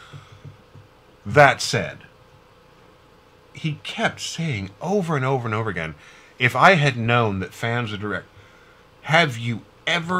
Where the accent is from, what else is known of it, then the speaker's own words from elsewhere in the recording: Wichita, Kansas, United States; now in Missouri, United States; Wichita, where I grew up